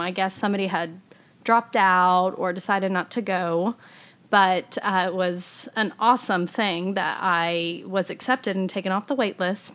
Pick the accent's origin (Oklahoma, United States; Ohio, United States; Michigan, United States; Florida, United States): Oklahoma, United States; Fairview; also born or lived in Edmond, Oklahoma / Tulsa, Oklahoma; now in Oklahoma City, United States; my hometown of Fairview